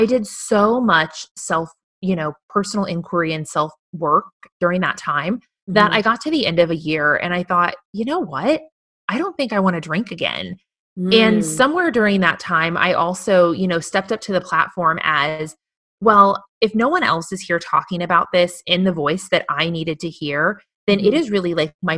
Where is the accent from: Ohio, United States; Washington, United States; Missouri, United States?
Missouri, United States; moved away as an adult; now in Austin, United States; move from my home state of Missouri, a sweet Midwestern girl here